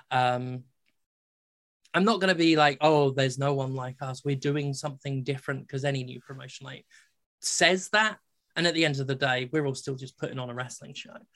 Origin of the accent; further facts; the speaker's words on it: United States; moved away as an adult; also born or lived in Mississippi / Philadelphia; now in United Kingdom; I'm an American and, and, and I have worked very American shows.